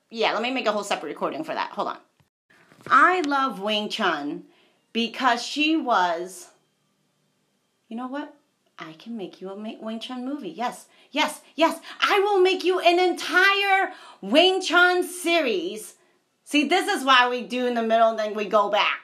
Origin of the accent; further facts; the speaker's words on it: United States; I'm American.